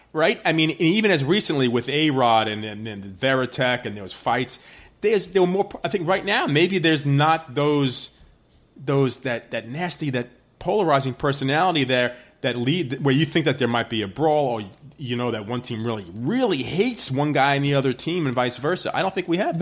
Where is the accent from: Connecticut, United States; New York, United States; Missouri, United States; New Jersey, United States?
New York, United States; I am a New Yorker